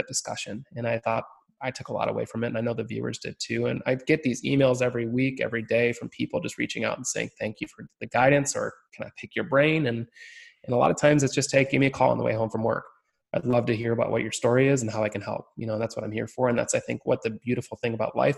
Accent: Michigan, United States; I'm born and raised in Michigan, have not left this great state

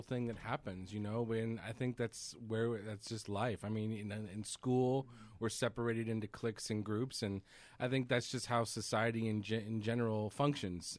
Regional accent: Central California, United States; I grew up in Central California

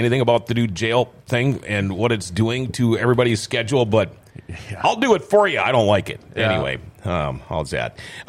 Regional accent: Thief River Falls, Minnesota, United States; I'm from Thief River.

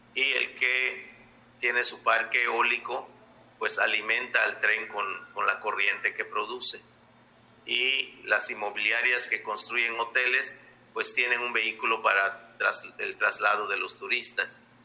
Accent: Yucatán Peninsula, Mexico; soy maya de la península de Yucatán

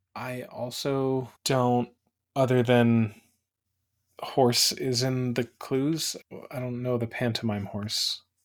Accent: Phoenix, Arizona, United States; moved away; I was born in Phoenix

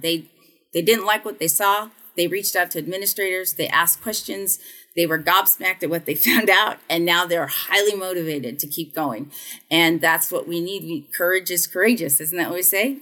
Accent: United States; also born or lived in the South / North Carolina; being an American

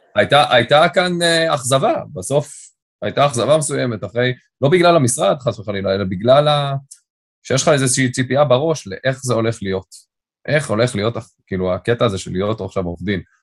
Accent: Tel Aviv, Tel Aviv District, Israel; first language English; Hebrew is a second language; also born or lived in London; גדלתי ברמת אביב

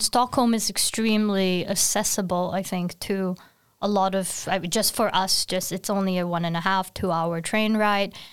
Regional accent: Singapore; now in Sweden; I'm from Singapore, very far away from Sweden

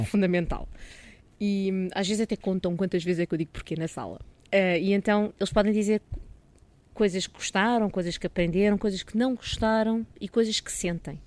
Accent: Dona Maria, Caneças area, near Lisbon, Portugal; eu nasci em Lisboa, mas, eh, mas vim só nascer a Lisboa, porque vivi sempre em Dona Maria, numa aldeia ali no Conselho de Canessas.

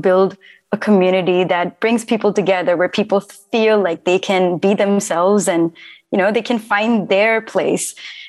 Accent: India; now in United States; So I'm originally from India and I moved to the US about 12 years ago. So I'm stuck in that weird space of being kind of American, kind of Indian.

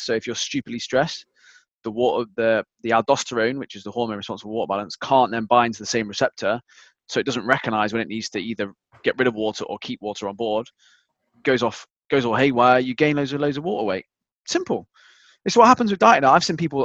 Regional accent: United Kingdom; I'm British

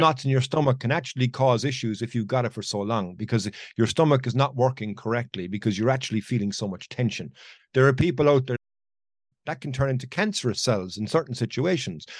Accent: Ireland; it's my home country

